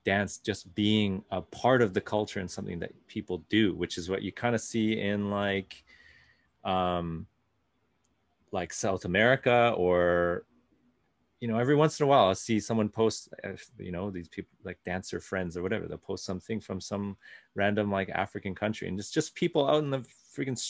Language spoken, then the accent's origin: English; Canada; my whole life growing up in Canada